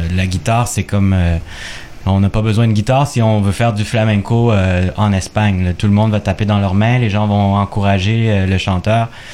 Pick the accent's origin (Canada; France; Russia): Canada; Quebec; québécois d'origine chilienne, on pourrait dire chilécois